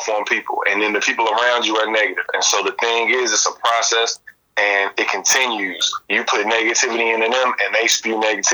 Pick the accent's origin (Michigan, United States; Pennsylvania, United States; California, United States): Michigan, United States; Detroit; moved away as an adult; also born or lived in Bowling Green, Ohio; now in Tokyo, Japan; I'm from Detroit, Michigan. My mother's from Chicago, but my grandparents ended up moving to Detroit when her and my aunt and uncle started high school and everything. And that's where I was born and raised